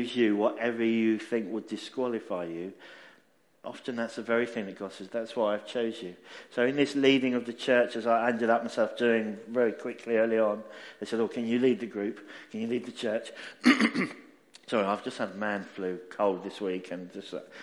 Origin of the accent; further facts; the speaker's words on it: Essex, East of England, United Kingdom; I'm a southerner. That's good. So I'm originally actually from Essex